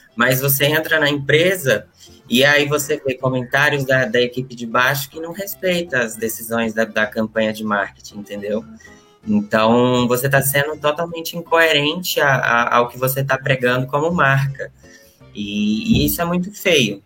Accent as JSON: {"language": "Portuguese", "region": "Bahia", "country": "Brazil", "moved": "as an adult", "lives_now": "São Paulo, Brazil", "said": "Eu vim para São Paulo com 18 anos e eu sou da Bahia."}